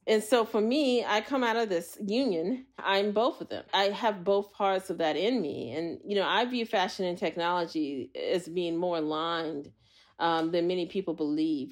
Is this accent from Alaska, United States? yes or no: yes; Anchorage, Alaska, United States; moved away; also born or lived in Montana / Los Angeles / New York; I was raised in Anchorage, Alaska.